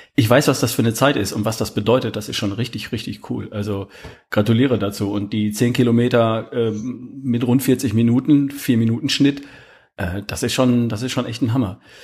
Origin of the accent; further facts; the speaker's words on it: Herford, North Rhine-Westphalia, Germany; accent: North German; now in Baden-Württemberg, Germany; Ich bin aus Ostwestfalen, aus der Ecke Wo Herford, Bielefeld. Das ist äh, Kreis Herford ja. bin ich geboren.